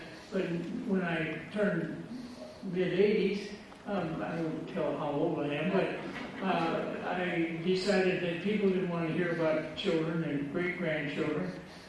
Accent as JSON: {"language": "English", "region": "Michigan", "country": "United States", "said": "and now I'm from Michigan. That's where I get this weird accent. I was just back there last Sunday preaching, and it was neat to be back in my home territory."}